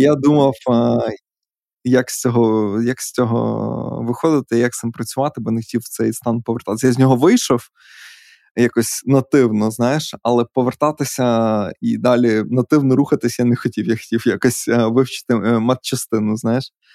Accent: Podillia, Ukraine; Ми ж подоляни.

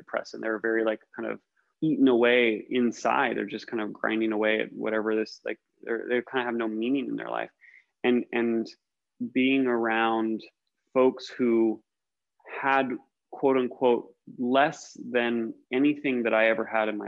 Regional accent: United States; as an American, I grew up in the suburbs of America

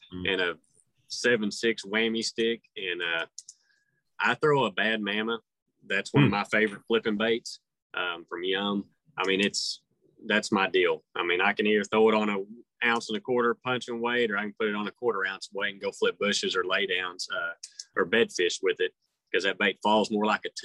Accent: Oklahoma, United States; I'm from Oklahoma where we fish rock a lot

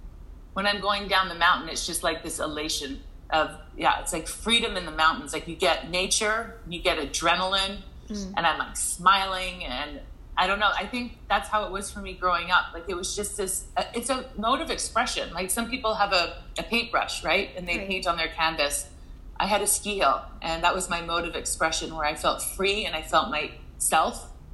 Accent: Fernie, British Columbia, Canada; and growing up in Fernie, and in my circumstance, just was not something that was realistic, I would say.

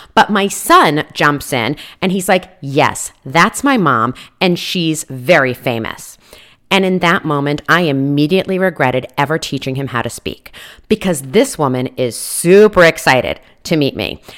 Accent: East Coast, United States; moved away; I come from the East Coast

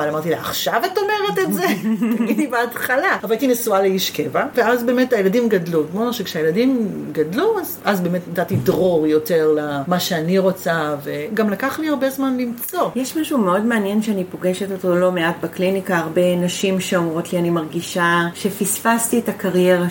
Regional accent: Givat Brenner, Central District, Israel; also born or lived in Netzer Sereni; שנולדתי בקיבוץ. אוקיי. Okay. נולדתי איזה? בקיבוץ גבעת ברנר

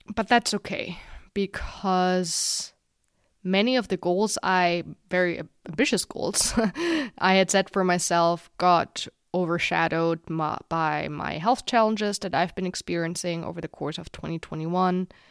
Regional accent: Germany; my home country of Germany

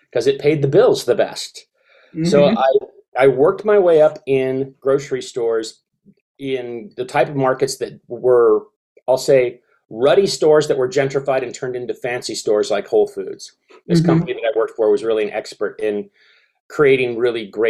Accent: Seattle, Washington, United States; I grew up in Seattle, Washington.

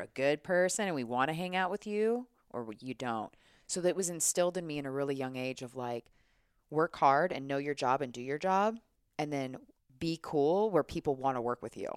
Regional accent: United States; as an American citizen

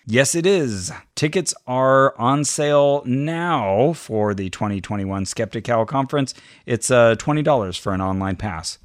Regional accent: near Berkeley, California, United States; it's near my hometown.

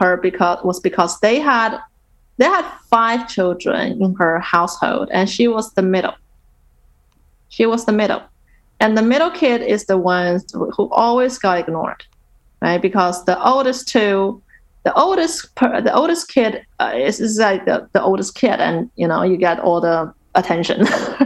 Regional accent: Nanjing, Jiangsu, China; Nanjing, which is her hometown and also my hometown

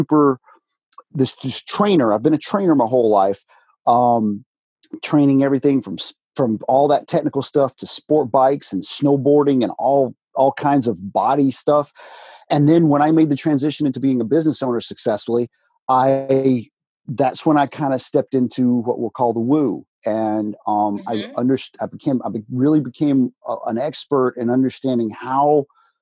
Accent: Alabama, United States; I was born in the South of America, United States of America, Alabama. Went to an Alabama high school

